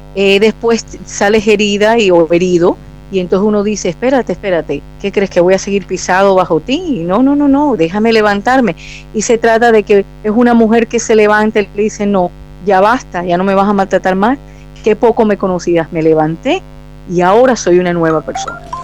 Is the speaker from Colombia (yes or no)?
yes; Barranquilla, Atlántico, Colombia; Nací en Barranquilla, Colombia